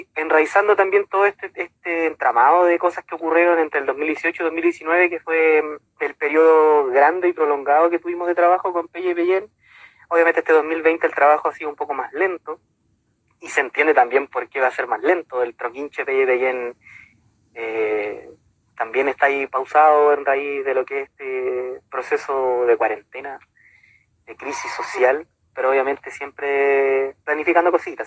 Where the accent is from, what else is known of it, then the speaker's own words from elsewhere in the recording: Villa Alemana, Valparaíso, Chile; de la ciudad de Villa Alemana, de Marga Marga. Eh, pertenezco a la comunidad Huitacurán, de la misma ciudad